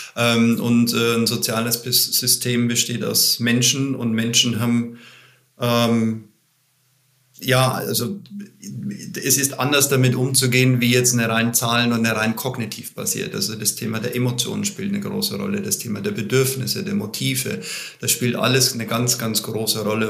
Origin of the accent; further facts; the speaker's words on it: Bavaria, Germany; ich komme aus Bayern.